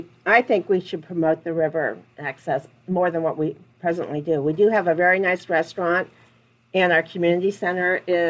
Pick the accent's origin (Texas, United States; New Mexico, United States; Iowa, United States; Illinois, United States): Iowa, United States; Wapello; I grew up in Wapello